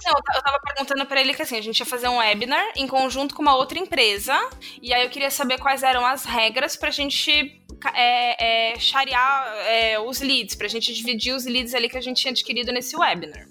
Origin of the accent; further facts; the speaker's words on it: Brazil; a gente é brasileiro